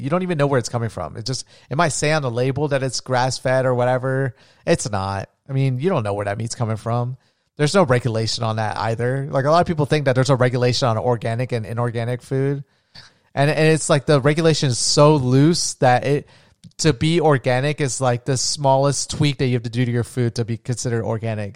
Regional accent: Florida, United States; I'm from Florida

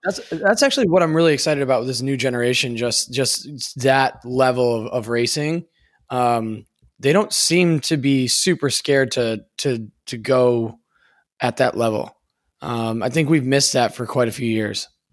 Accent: United States; as an American

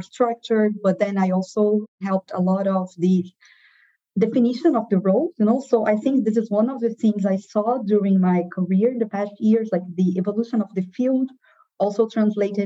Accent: Brazil; moved away; also born or lived in Rio de Janeiro, Brazil; I moved from my hometown to Rio de Janeiro. So this is all back in Brazil, where I was born.

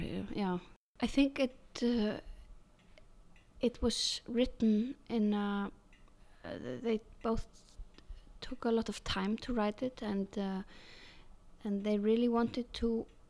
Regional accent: Iceland; English is a second language

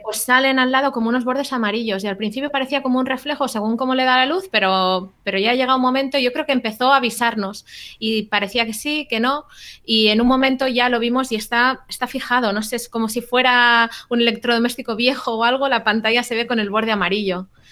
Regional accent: Barcelona, Catalonia, Spain; now in California, United States; soy de Barcelona, pero vivo en California.

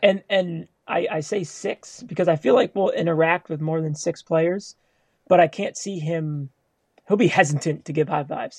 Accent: New York, United States; being a New Yorker

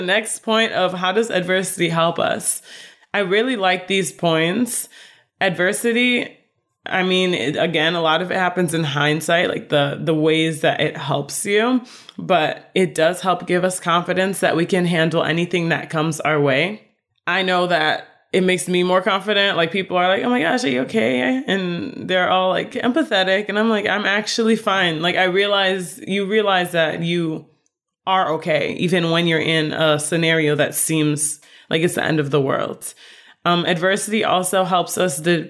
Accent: Chicago, Illinois, United States; moved away as an adult; now in Florida, United States; I grew up in Chicago, I'm in Florida

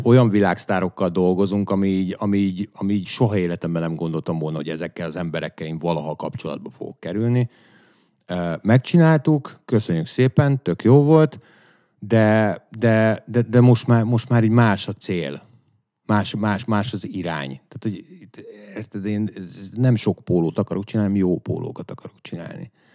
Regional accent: Püspökladány, Hajdú-Bihar, Hungary; moved away; amikor lementünk püspökladányba, mert hogy én onnan származom

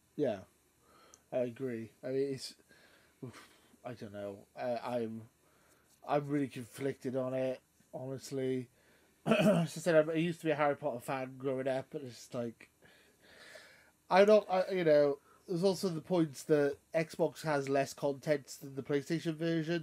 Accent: United Kingdom; I'm British

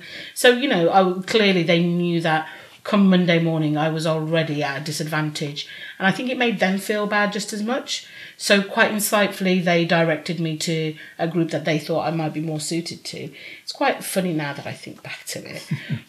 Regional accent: United States; accent: American; You know, it depends if you cut out my American accent.

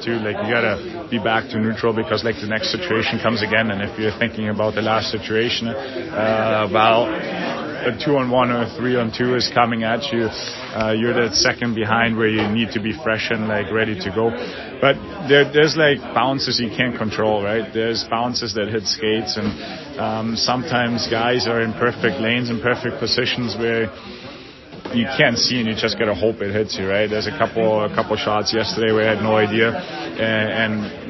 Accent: Bavaria, Germany; now in Seattle, United States; my Bavarian flag, German flag, to not forget like where I grew up and where my hometown is

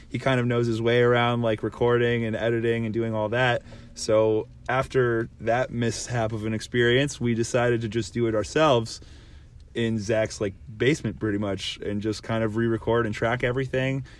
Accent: Canada; Being a Canadian band

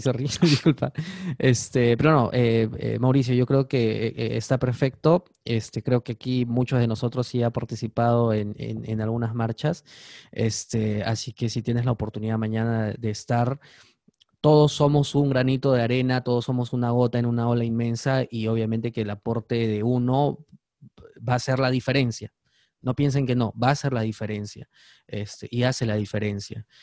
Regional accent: Peru; somos ciudadanos peruanos

